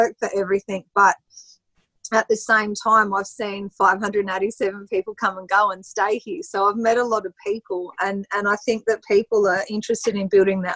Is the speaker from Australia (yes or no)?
yes; Australia; I've got to have the image of the Aussie chick